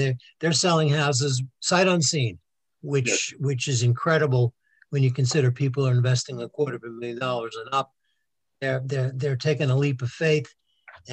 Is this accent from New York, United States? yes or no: yes; New York City, New York, United States; now in Somerville, United States; we had a fantastic life growing up on Staten Island